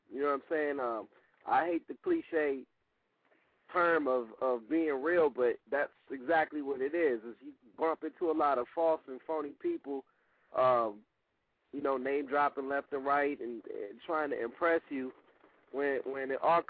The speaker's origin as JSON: {"language": "English", "region": "California", "country": "United States", "said": "we are from Cali, we mostly rock out here."}